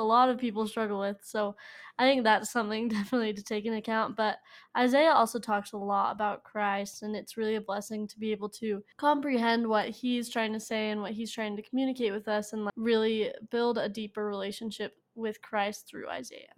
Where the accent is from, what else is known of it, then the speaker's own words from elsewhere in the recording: Sandy, Utah, United States; I'm from Sandy, Utah.